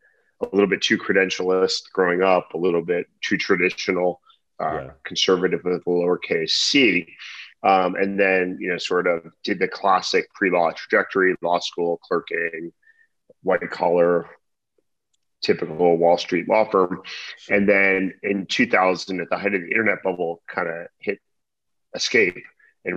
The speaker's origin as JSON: {"language": "English", "town": "Edison", "region": "New Jersey", "country": "United States", "tie": "born or raised there", "also_born_or_lived": "Stanford, California", "moved": "as an adult", "said": "I was born and raised in Edison, New Jersey"}